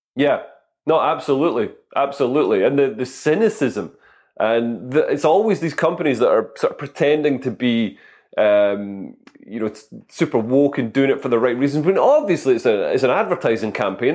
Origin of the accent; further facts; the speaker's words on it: Scotland, United Kingdom; moved away; also born or lived in London; I'm Scottish, I'm not posh